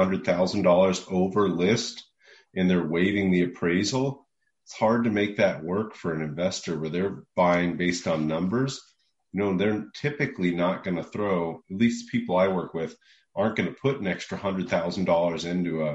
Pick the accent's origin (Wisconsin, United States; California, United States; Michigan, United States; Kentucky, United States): Kentucky, United States; Louisville; now in Austin, United States; investing in Louisville, where I'm from. I'm from Louisville, Kentucky